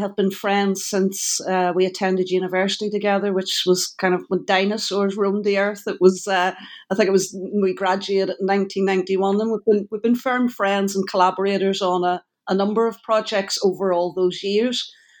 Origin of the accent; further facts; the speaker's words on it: Belfast, Northern Ireland, United Kingdom; we're both from Northern Ireland. I'm from Belfast, Noel's from the North Coast.